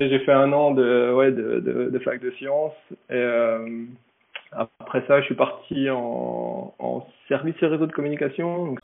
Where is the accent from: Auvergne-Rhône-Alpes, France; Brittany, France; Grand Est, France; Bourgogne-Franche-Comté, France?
Bourgogne-Franche-Comté, France; Besançon; moved away as an adult; now in Japan; je viens de, Besançon, petite ville dans le, dans le Doubs, en Franche-Comté